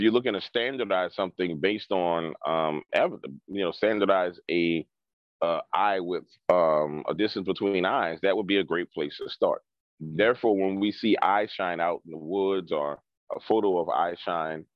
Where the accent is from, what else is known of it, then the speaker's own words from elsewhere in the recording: New Orleans, Louisiana, United States; I grew up in New Orleans